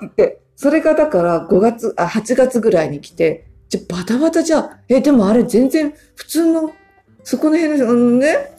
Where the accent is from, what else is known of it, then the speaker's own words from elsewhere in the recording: Kanagawa, Japan; now in Kotake, Japan; 実家が神奈川県